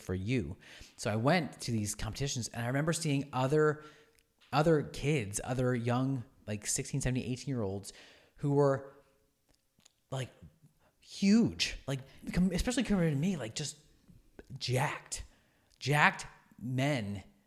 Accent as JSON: {"language": "English", "town": "Oxford", "region": "Pennsylvania", "country": "United States", "tie": "born or raised there", "said": "I grew up in Oxford. I went to Oxford, uh, for high school"}